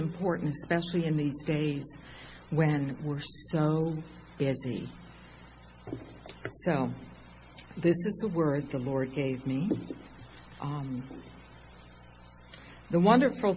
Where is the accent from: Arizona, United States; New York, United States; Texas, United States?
New York, United States; Long Island; I'm not Italian, but I'm from Long Island.